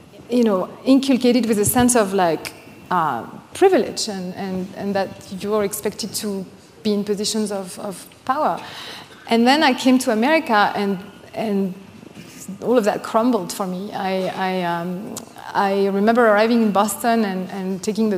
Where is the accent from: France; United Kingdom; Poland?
France; Normandy; English is a second language; moved away as an adult; now in United States; I'm from Normandy, Lac Tocqueville